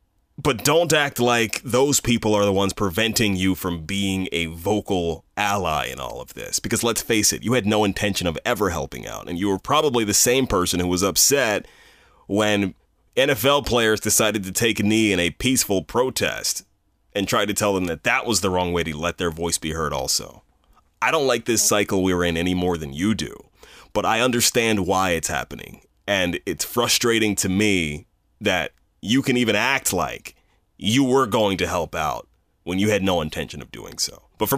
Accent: Bel Air, Maryland, United States; I've lived in Bel Air my entire life. I grew up in Harford County

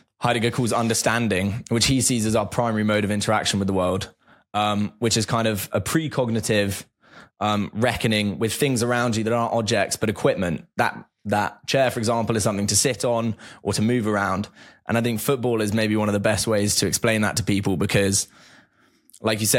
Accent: near the Chelsea training ground, South East England, United Kingdom; I grew up near the Chelsea training grounds.

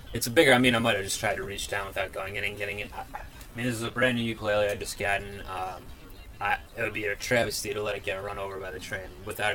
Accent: Ohio, United States; born or raised there; now in Brooklyn, United States

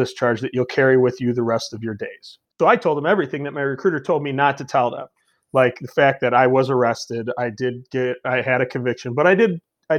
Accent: Elgin, Illinois, United States; I was born and raised in Elgin, so it's not like the toughest town in the world

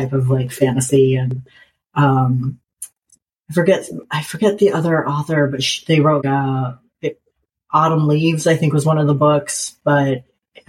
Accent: Nebraska, United States; now in North Carolina, United States; I grew up in Nebraska

